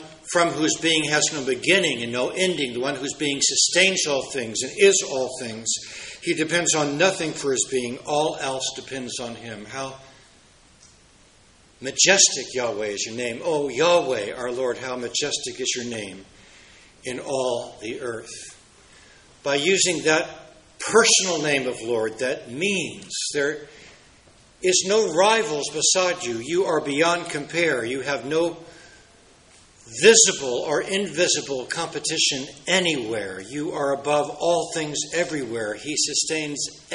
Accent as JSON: {"language": "English", "country": "United States"}